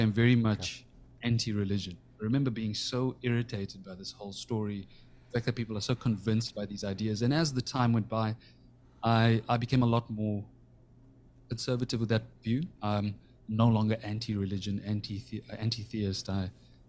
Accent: South Africa; when I was a kid growing up in South Africa

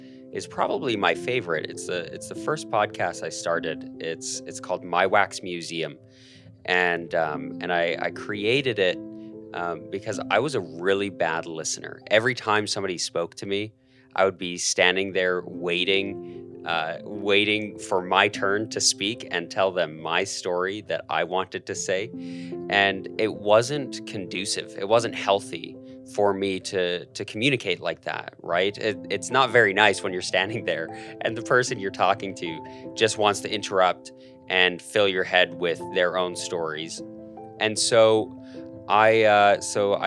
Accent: Calgary, Alberta, Canada; moved away as an adult; now in Idaho, United States; I'm born and raised in Calgary, Canada, a beautiful city.

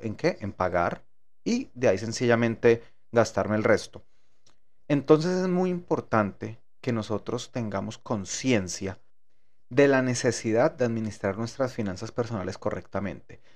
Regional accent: Colombia; moved away as an adult; now in United States; cuando salí de Colombia

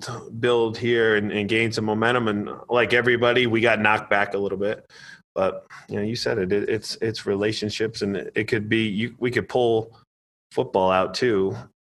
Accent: Kingston, New York, United States; moved away as an adult; being in that environment in my hometown where you know everybody and everybody gathers around, right?

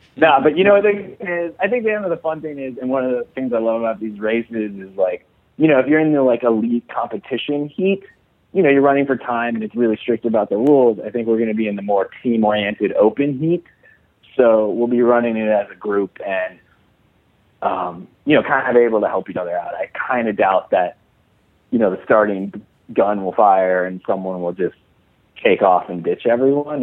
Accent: Chicago, Illinois, United States; moved away as an adult; I grew up in Chicago, but when I went to college, I had to kind of shake my accent and then but whenever I go home, I start slipping back into it

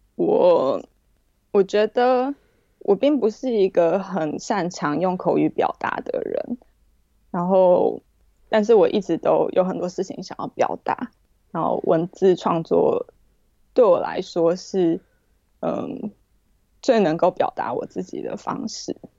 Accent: Taipei, Taiwan; moved away as an adult; also born or lived in New York, United States; now in London, United Kingdom; 我是台北人，啊，我父亲是外省人，我母亲是本省人。那我从小到大都是在台湾长大的

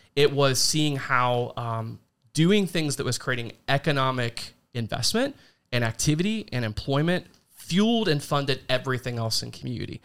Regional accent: Logan County, Ohio, United States; moved away as an adult; also born or lived in Hardin County, Ohio; now in Union County, United States; I grew up in Logan County

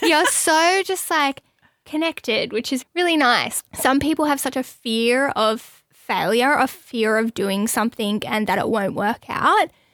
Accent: Australia; growing up in Australia

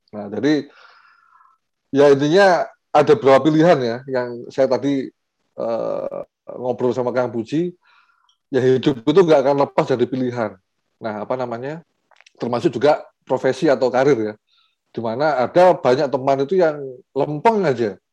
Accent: Batu, East Java, Indonesia; diajak untuk balik lagi ke Kota Batu, jadi saya aslinya Kota Batu di Jawa Timur

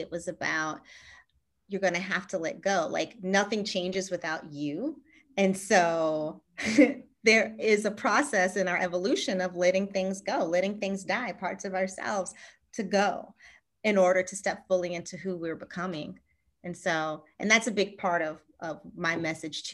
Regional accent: Charlottesville, Virginia, United States; moved away as an adult; now in San Diego, United States; So I grew up in Virginia, in Charlottesville, Virginia. You know, but right now we're in San Diego and born and raised in Charlottesville

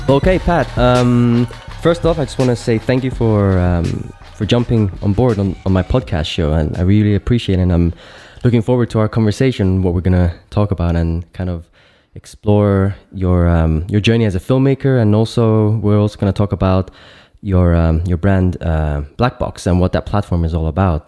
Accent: Cyprus; moved away as an adult; now in Berlin, Germany; I'm based in Berlin now, so I'm like really deep in the city. But uh, back home where mm-hmm. where uh, I was born and raised in Cyprus

